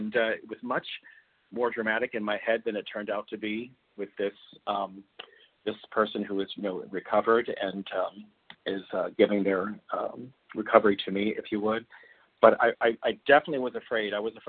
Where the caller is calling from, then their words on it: Beijing, China; I'm calling from Beijing, China.